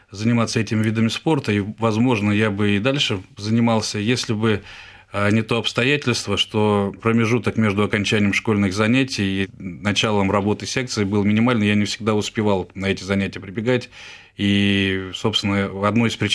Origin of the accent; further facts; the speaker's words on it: Ufa, Bashkortostan, Russia; also born or lived in Perm Krai; в возрасте полугода, шести месяцев меня перевезли в Уфу, и, собственно, начиная с полугода я всю свою сознательную жизнь уже жил в городе Уфа.